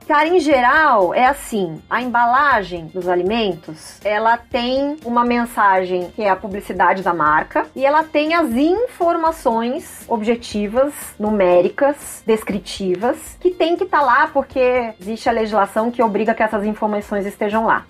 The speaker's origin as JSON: {"language": "Portuguese", "region": "interior of São Paulo", "country": "Brazil", "moved": "yes", "lives_now": "São Paulo, Brazil", "said": "eu sou do interior de São Paulo, mas, cara, eu tô aqui já na capital faz tempo"}